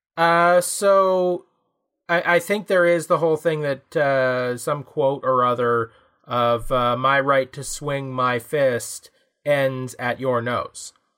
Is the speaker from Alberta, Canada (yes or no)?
no; Ontario, Canada; here in Canada, we've got our federal public services, like the stuff we get for being Canadian. Uh, we get our provincial public services, in our case, Ontario